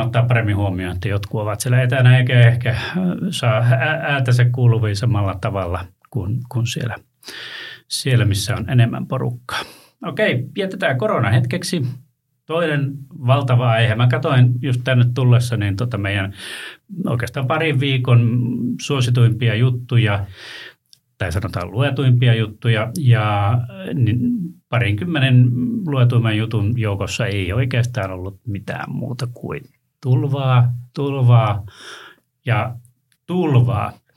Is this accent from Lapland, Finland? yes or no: yes; Ylitornio, Lapland, Finland; moved away; tuolta Ylitorniolta poissa